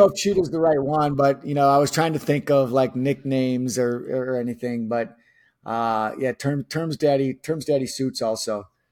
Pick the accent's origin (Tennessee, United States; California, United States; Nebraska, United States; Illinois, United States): Illinois, United States; Chicago; somebody who was born and raised in Chicago